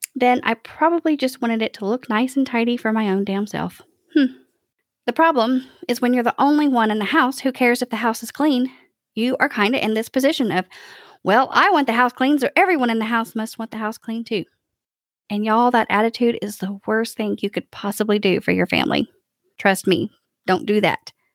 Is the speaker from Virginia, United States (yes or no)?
no; Kentucky, United States; now in Nashville, United States; I was born and raised in Kentucky